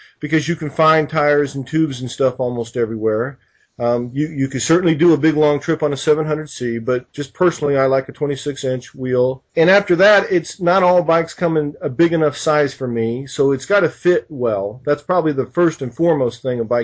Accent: United States; being American

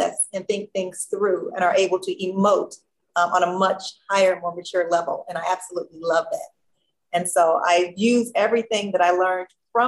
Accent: Gary, Indiana, United States; I was that kid growing up in Gary, Indiana, who had the talent shows in their backyard all the time, and I got to be the MC. I was fortunate. I grew up half a block from the … family, …, …, those kids.

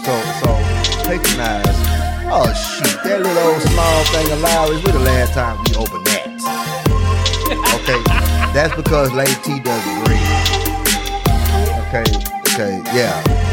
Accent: the South, United States; accent: southern; No, see, had I said it with my southern accent, it would have sounded like I forgot.

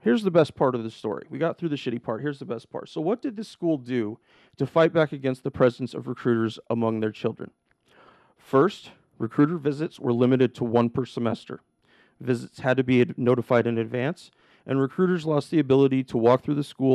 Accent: The Dalles, Oregon, United States; also born or lived in Portland area, Oregon; now in Portland, United States; My little recruiting office in the Dalles, my hometown, and granted it was the biggest town in my county

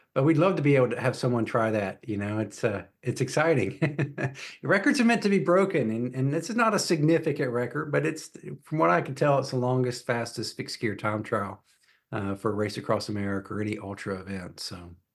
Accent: Atlanta, Georgia, United States; moved away as an adult; now in Charlotte, United States; I grew up in Atlanta, so I moved to North Carolina, uh, when I was eighteen

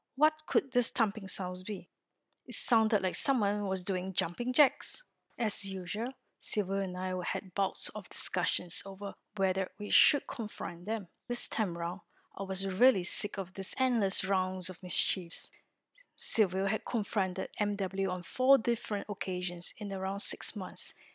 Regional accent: Singapore; moved away as an adult; now in France; I am originally from Singapore, a little country in Southeast Asia

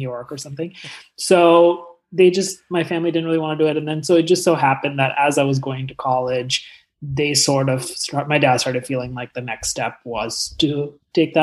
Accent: New Delhi, Delhi, India; moved away as an adult; now in Los Angeles, United States; I grew up in New Delhi like my whole life

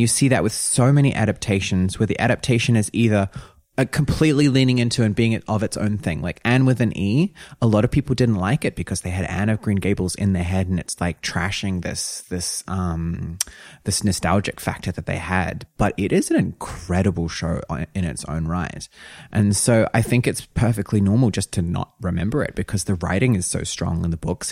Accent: New Zealand; I'm from New Zealand

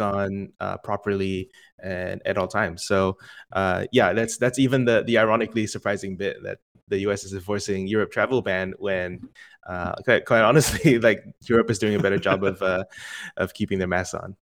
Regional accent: Singapore; moved away as an adult; now in United States; born and raised in Singapore, and came to the states for college

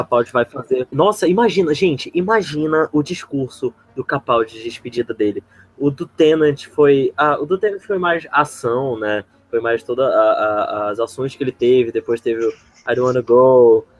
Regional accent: Maceió, Alagoas, Brazil; now in Manaus, Brazil; Eu sou de Maceió, Lagoas, mas eu moro em Manaus, Amazonas

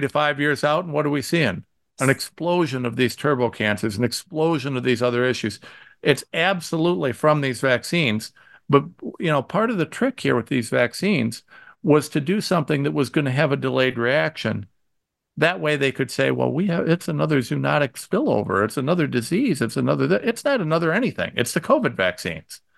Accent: Ohio, United States; I'm from Ohio

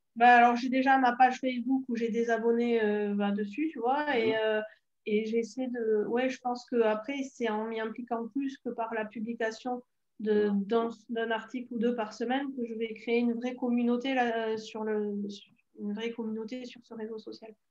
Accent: the South, southern France, France; accent: southern; j'ai l'accent du sud aussi, et je pense pas tout à fait du sud

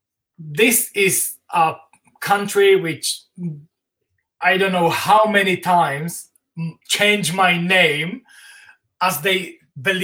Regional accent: Slovakia; English is a second language

